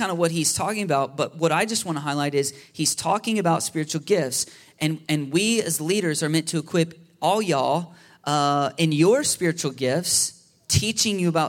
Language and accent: English; United States; our biggest temptation as American people